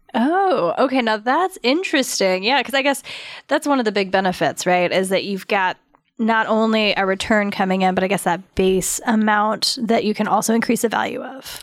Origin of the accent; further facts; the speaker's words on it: Douglasville, Georgia, United States; I grew up in Douglasville